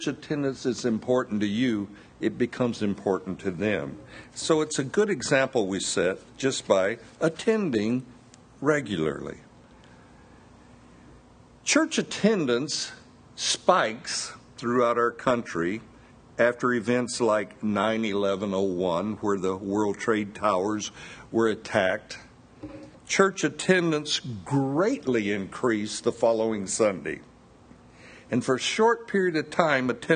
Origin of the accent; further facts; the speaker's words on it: the South, United States; I was born here in the South, and being a child in the South, you're took to church quite often.